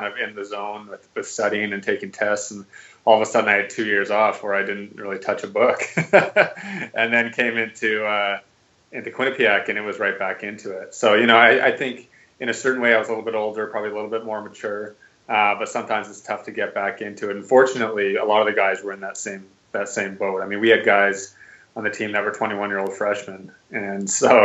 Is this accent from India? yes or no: no; just outside Vancouver, west coast of Canada, British Columbia, Canada; moved away as an adult; I grew up in Canada, actually, on the west coast of Canada, just outside Vancouver